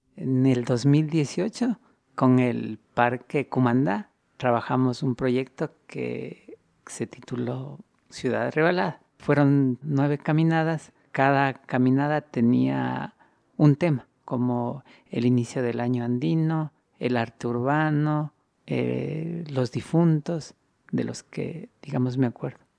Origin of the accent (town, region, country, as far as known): Quito, Pichincha, Ecuador; born or raised there